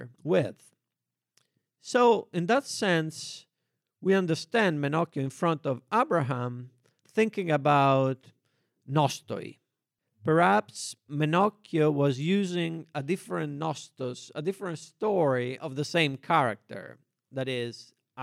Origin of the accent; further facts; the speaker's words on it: Rome, Lazio, Italy; raised in a public school in Italy, I didn't have a religious education, I had to read the Bible in order to understand the frescoes in the churches of my city. I'm from Rome.